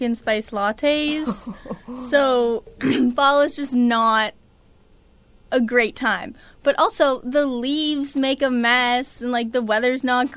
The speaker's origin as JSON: {"language": "English", "region": "Massachusetts", "country": "United States", "also_born_or_lived": "Fairfield, Connecticut", "moved": "as an adult", "said": "I'm from Massachusetts, and I'm also a freshman"}